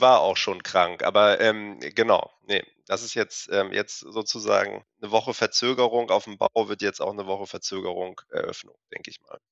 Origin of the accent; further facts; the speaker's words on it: Hamburg, Germany; also born or lived in Freiburg / Bremen; wir kommen beide aus Hamburg